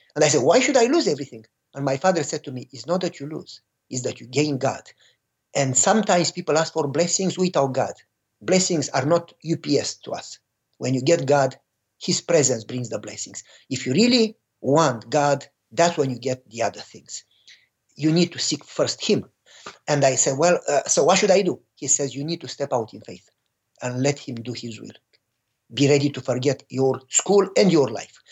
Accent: Romania; moved away; I was born and raised in Romania during communism

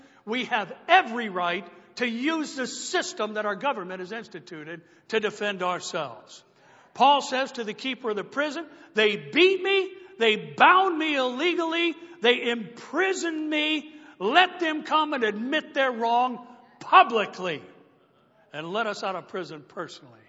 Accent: United States; As American Christians

